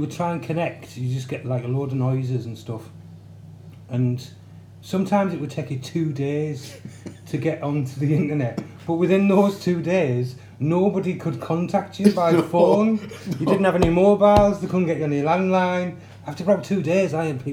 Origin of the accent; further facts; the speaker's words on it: Middlesbrough, North East England, United Kingdom; moved away as an adult; also born or lived in Hull; we grew up in Middlesbrough. We grew up in Winnebanks first, and then we moved over to Linthorpe. Pretty much lived in Middlesbrough all my life. Until about 1997, but I moved to Hull